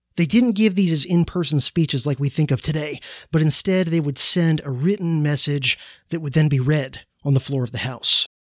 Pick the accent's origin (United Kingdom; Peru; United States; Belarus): United States; as an American